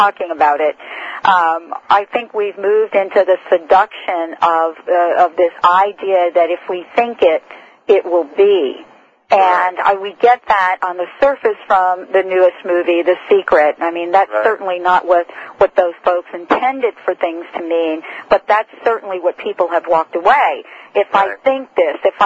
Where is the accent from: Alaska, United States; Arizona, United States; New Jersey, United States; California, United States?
New Jersey, United States; also born or lived in Morristown, New Jersey; I'm from New Jersey and have lived in Morristown